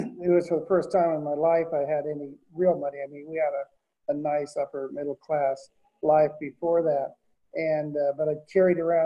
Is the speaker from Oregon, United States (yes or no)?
yes; Portland, Oregon, United States; I grew up in North Portland